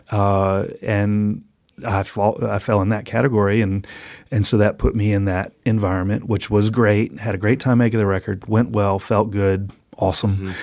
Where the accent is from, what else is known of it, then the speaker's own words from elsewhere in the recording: New Orleans, Louisiana, United States; moved away; also born or lived in Athens, Georgia; New Orleans, which is my hometown.